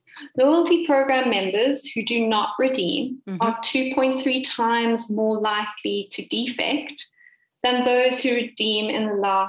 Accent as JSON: {"language": "English", "town": "Cape Town", "region": "Western Cape", "country": "South Africa", "said": "I am indeed from Cape Town."}